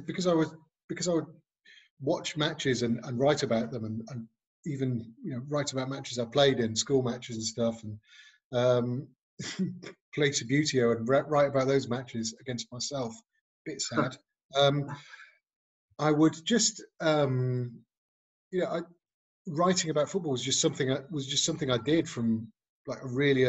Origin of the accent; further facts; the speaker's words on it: Nantwich, North West England, United Kingdom; I grew up in a town called Nantwich in Cheshire